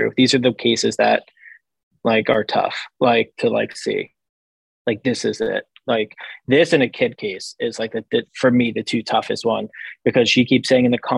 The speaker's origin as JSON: {"language": "English", "area": "Long Island", "region": "New York", "country": "United States", "said": "I'm from Long Island"}